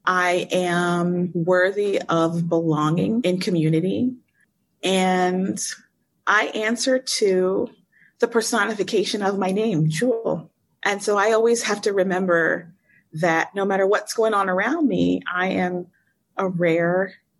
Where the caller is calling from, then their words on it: Cairo, Cairo Governorate, Egypt; Hey, I am in Cairo, Egypt, and it's midnight where I am.